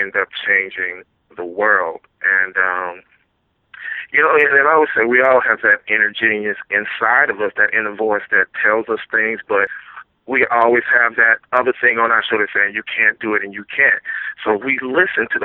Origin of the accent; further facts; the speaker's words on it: Louisiana, United States; now in East Coast, United States; I'm originally from Louisiana, so I don't think I have an accent, but everybody keeps telling me I still have my accent there out here on the East Coast